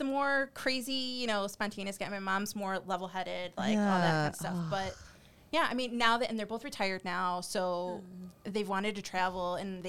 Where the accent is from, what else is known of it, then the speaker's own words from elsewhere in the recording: Chicago, Illinois, United States; And I was born in Chicago. So my parents were both born in Chile